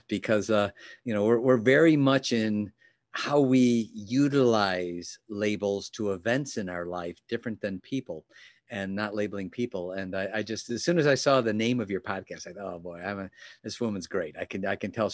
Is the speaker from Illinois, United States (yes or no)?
yes; Chicago, Illinois, United States; moved away; also born or lived in Southeast Michigan; I'm from Chicago originally. Lived in an area called Oak Brook, which is a greater Chicagoland area.